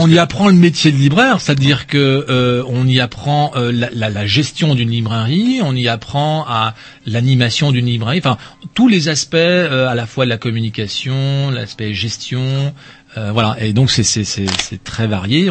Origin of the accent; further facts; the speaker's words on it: Rennes, Brittany, France; also born or lived in Paris; Je suis Rennais